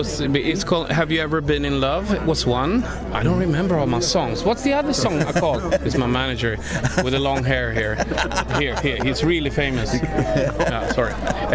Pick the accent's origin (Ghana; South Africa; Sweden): Sweden; …, and I am from Sweden.